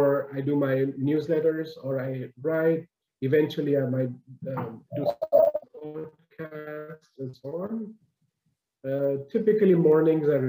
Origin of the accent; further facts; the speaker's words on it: Mumbai, Maharashtra, India; moved away as an adult; now in Canada; born and raised in Bombay, in India. I moved over to Canada when I was about 30, 31